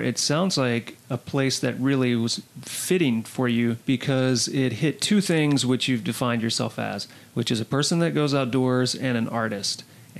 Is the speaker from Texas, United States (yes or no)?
no; Louisiana, United States; moved away as an adult; now in Los Angeles, United States; I grew up in Louisiana in a place I don't regret growing up.